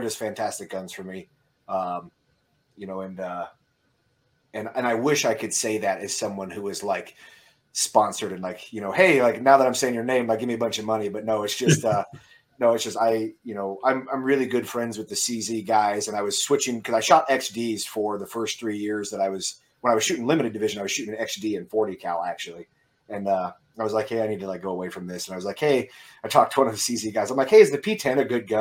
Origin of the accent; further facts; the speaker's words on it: near Sioux City, Western Iowa, United States; I am from Western Iowa, so a town about, you know, close to Sioux City, Iowa, for guys who are familiar in the Midwest. So just a farm town in Western Iowa